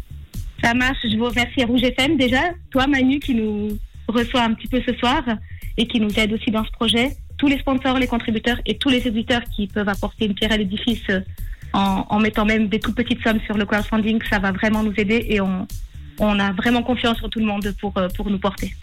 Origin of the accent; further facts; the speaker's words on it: Valais, Switzerland; je suis valaisanne